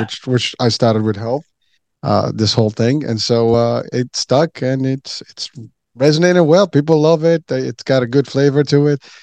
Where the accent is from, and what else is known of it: Morocco; moved away